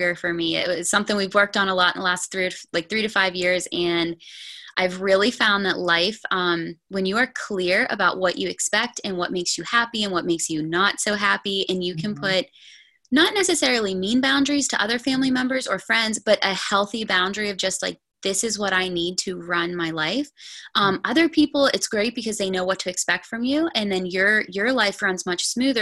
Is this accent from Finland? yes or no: no; north of Pittsburgh, Pennsylvania, United States; I am from a little bit north of Pittsburgh, PA, Pennsylvania. So about an hour